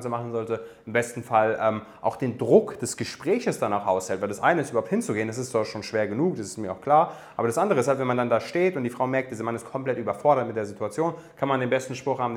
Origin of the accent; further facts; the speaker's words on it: Darmstadt, Hesse, Germany; Meine Eltern kommen aus Afghanistan, also ich bin, ich bin Darmstädter, geboren in Darmstadt, aber afghanische Wurzeln